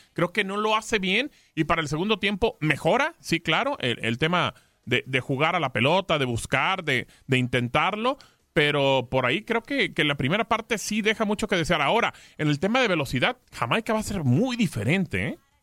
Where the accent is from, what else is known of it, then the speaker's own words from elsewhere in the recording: Mexico; somos mexicanos